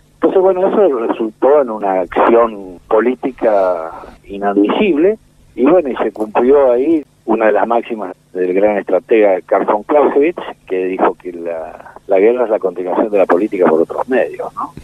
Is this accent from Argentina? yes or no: yes; Argentina; somos familias patricias argentinas